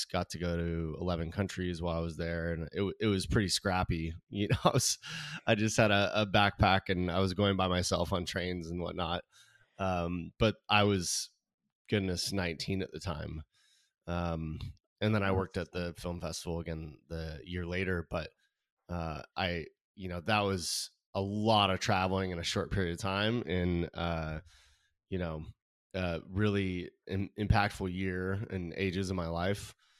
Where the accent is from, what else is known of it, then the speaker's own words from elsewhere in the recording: California, United States; I mean, I grew up in California, in Southern California, and I, you know, one of three kids, parents who fortunately they're still married, which is great.